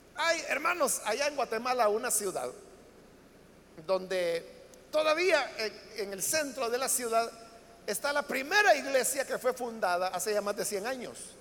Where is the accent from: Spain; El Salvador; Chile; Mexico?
El Salvador; nuestro país, para El Salvador